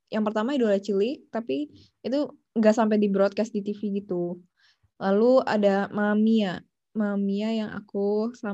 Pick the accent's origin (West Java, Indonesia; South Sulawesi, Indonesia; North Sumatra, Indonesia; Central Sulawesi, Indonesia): West Java, Indonesia; Cirebon; Ya, keluarga aku dari Cirebon. Lalu aku um, waktu itu uh, playgroup di TKK Seto, terus TK-nya eh playgroup di Kak eh, Seto, sorry. Sekolah Kak Seto, terus TK di Santa Maria, dari SD sampai SMA di BPK Penabur gitu.